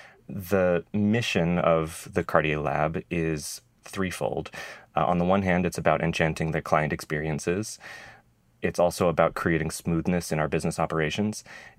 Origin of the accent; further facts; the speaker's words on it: Idaho, United States; moved away as an adult; also born or lived in Rhode Island; I grew up in Idaho